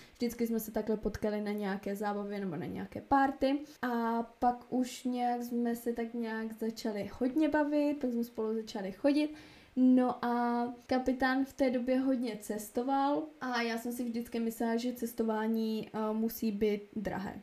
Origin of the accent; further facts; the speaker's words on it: Moravia, Czechia; moved away as an adult; also born or lived in Uherské Hradiště, Czech Republic / Prague, Czech Republic; now in Opotiki, New Zealand; jsem z Moravy